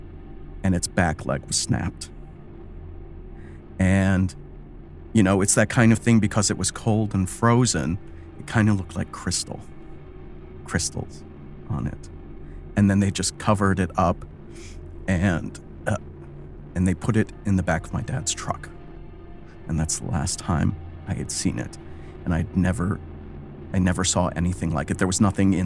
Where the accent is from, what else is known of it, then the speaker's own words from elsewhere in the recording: Wisconsin, United States; moved away as an adult; also born or lived in Chicago; I grew up in Wisconsin. I joined the Army and left, and I never really went back after